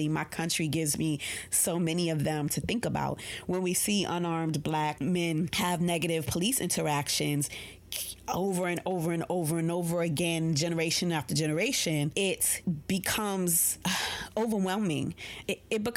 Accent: New York, United States; I'm a New Yorker

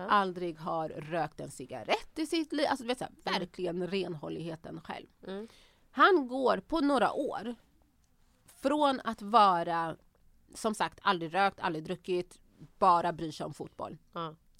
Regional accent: Örebro, Örebro County, Sweden; moved away as an adult; also born or lived in Banjul, Gambia; now in Stockholm, Sweden; jag är uppväxt i Örebro, i Vivalla

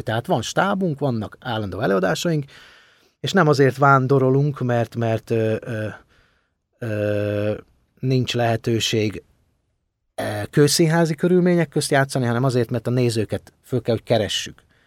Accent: home in Ukraine, Transcarpathia, Zakarpattia Oblast, Ukraine; now in Hungary

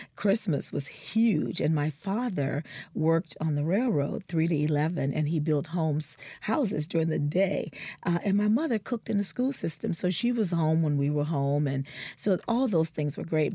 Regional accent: New Orleans, Louisiana, United States; moved away; So I was born in New Orleans. Um, my parents, uh, my father is from Natchez, Mississippi, and my mother is a New Orleanian, and they met very young in New Orleans, and that's where I was born and raised

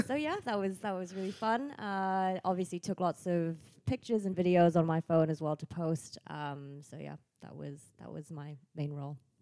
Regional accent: Bangkok, Thailand; moved away as an adult; now in Nuremberg, Germany; I'm from Bangkok, but have been living in this metropolitan city of Nuremberg for four years

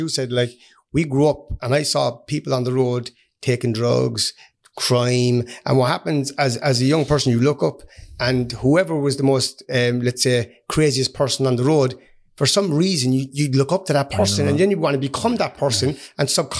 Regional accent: Hollyhill, Munster, Ireland; I'm from Hollyhill. Grew up in Kilcairn Close, an amazing place. I loved it.

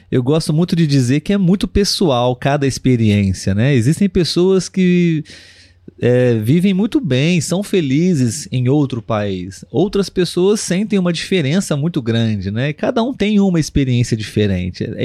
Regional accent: Brazil; eu, como brasileiro, posso também confirmar que a maioria dos brasileiros gosta muito de receber interagir, conhecer estrangeiros.

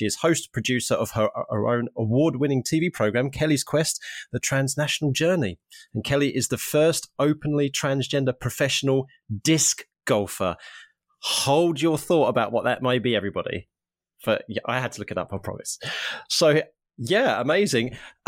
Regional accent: Harlow, East of England, United Kingdom; But I did a sponsored bike ride from my hometown of Harlow in Essex, which is just outside of London, all the way up to Norwich here in East Anglia.

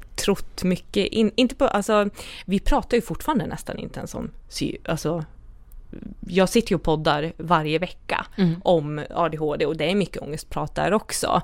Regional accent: Dalarna County, Sweden; jag kommer ju från Dalarna

